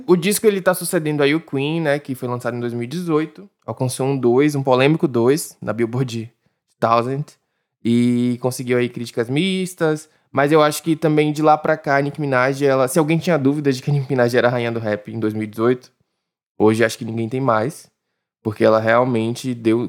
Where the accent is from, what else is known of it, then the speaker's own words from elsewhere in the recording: Brazil; mas eu sou brasileiro